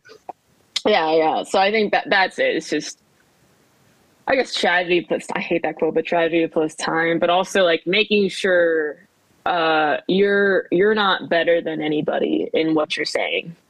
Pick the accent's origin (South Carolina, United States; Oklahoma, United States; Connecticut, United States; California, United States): California, United States; Southern; moved away as an adult; also born or lived in Korea / New Jersey / Midwest; now in Washington, D.C., United States; I grew up in Southern California